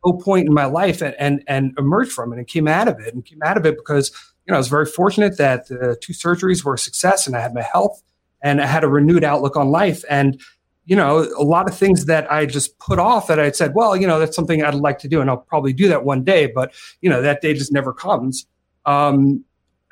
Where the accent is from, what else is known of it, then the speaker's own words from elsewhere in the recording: New York, United States; moved away as an adult; now in Michigan, United States; I'm a New Yorker, you know, I'm a New Yorker originally, and I'd been in New York for just about all my life